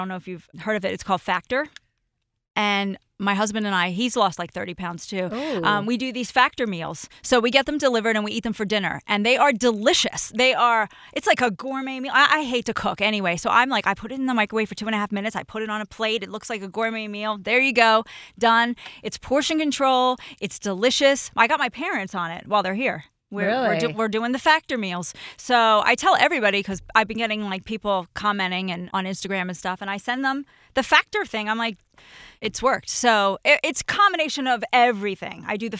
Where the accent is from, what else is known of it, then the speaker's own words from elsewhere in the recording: New Jersey, United States; moved away as an adult; we're both from Jersey.